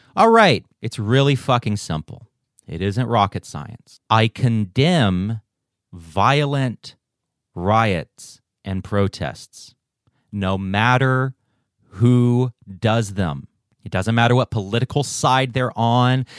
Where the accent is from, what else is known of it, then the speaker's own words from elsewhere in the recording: United States; also born or lived in Taiwan; I was raised in a missionary setting here in the States